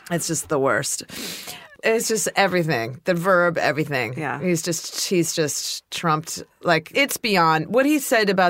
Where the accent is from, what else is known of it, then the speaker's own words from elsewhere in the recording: Ohio, United States; even though I'm from Ohio